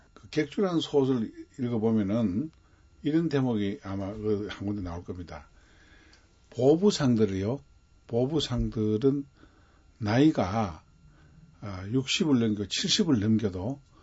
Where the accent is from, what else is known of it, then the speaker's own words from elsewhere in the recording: Cheongsong, North Gyeongsang, South Korea; 제가 태어난 곳이요. 월전입니다.